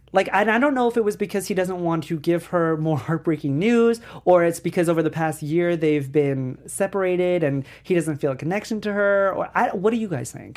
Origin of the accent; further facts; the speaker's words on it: New York, United States; I'm from New York